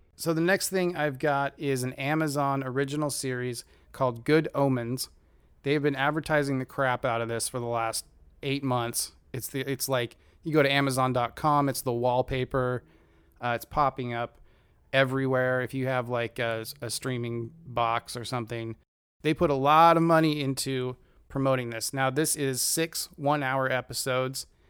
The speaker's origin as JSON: {"language": "English", "area": "near Rainier", "region": "Oregon", "country": "United States", "tie": "born or raised there", "said": "I grew up near the Trojan nuclear power plant in, uh, Rainier, Oregon, right across the river."}